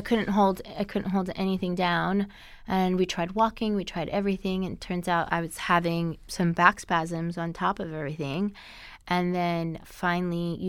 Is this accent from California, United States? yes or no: no; New York, United States; I grew up in New York